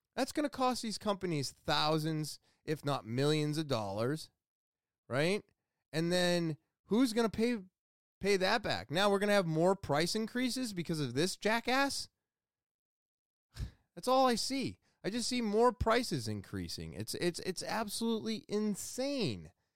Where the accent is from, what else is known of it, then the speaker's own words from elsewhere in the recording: Manchester, United States; right here in my hometown